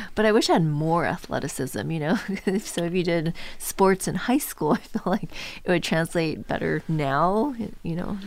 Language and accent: English; Orange County, California, United States; I grew up in Orange County, so really close